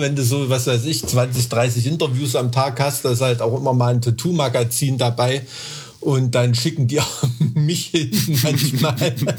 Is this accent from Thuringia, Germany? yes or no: yes; Thuringia, Germany